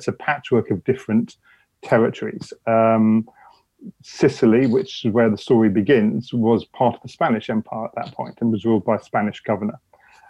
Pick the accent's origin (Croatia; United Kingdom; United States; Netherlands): United Kingdom; I'm a British historian.